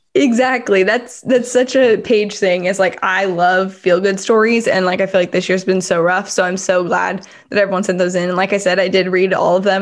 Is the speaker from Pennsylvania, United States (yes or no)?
no; California, United States; I was from California